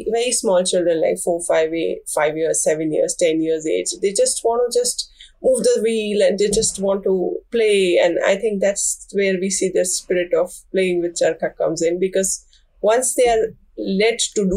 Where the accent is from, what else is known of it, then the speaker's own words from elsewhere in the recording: Gujarat, India; also born or lived in Kutch / Ahmedabad / London; I am from Gujarat.